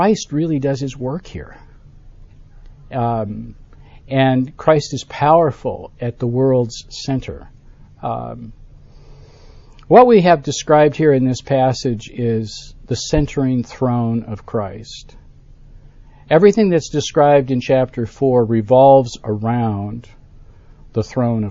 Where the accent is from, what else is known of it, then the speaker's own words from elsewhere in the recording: Buffalo, New York, United States; now in Birmingham, United States; I grew up in Buffalo, New York, at the western end of the state